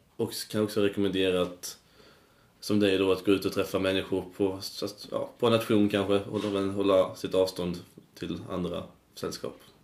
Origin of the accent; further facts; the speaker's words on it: Karlshamn, Blekinge, Sweden; now in Uppsala, Sweden; jag är då från Blekinge. Det är en stad